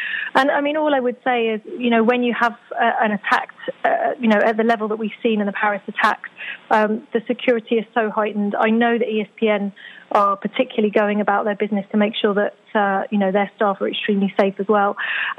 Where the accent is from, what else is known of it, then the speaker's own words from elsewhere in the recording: England, United Kingdom; I'm English